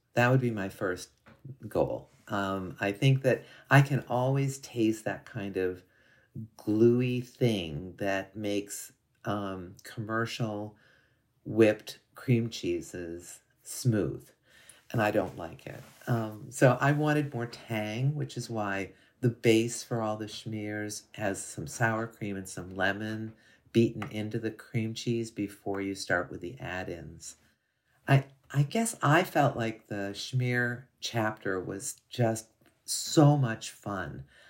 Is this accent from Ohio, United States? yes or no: yes; Ohio, United States; I'm from Northwestern Ohio, so it's, you know, fairly close.